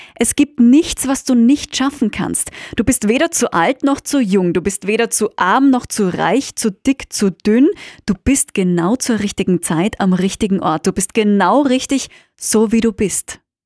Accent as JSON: {"language": "German", "country": "Austria", "said": "BWL, wie man bei uns in Österreich sagt"}